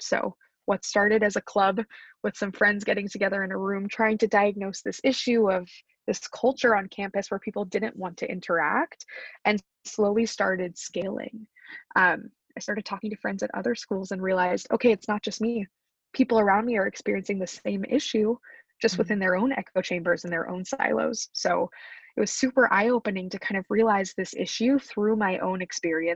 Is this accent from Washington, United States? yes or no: no; Wichita, Kansas, United States; moved away as an adult; also born or lived in Pennsylvania; growing up in Kansas was humbling, but also really difficult